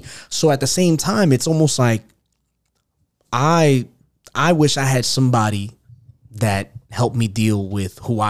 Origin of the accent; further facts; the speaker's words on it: New York City, New York, United States; moved away; I'm originally from Queens, New York.